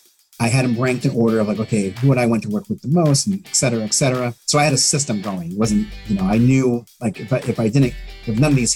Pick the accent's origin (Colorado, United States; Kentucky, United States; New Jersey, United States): Colorado, United States; Denver; moved away as an adult; now in Maryland, United States; I reside in Maryland. I've been out here for almost 6 years. I was a transplant from Denver, which I miss.